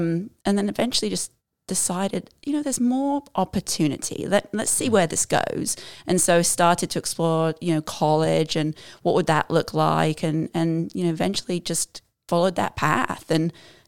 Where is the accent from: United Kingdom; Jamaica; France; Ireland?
United Kingdom; Southampton, South East England; now in United States; So originally, I'm from Southampton, England, but I've been here close to 30 years. It'll be 30 years this November. And because of that and being here in Arkansas, I don't sound very English.